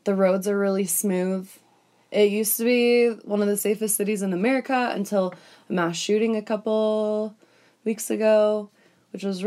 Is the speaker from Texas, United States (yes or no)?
no; Thousand Oaks, California, United States; I'm from beautiful Thousand Oaks, California.